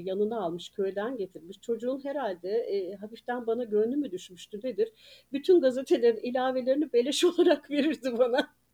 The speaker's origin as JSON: {"language": "Turkish", "region": "Ankara", "country": "Turkey", "tie": "born or raised there", "also_born_or_lived": "Denizli", "moved": "as an adult", "lives_now": "Antalya, Turkey", "said": "Ankara'da doğup büyüdüm."}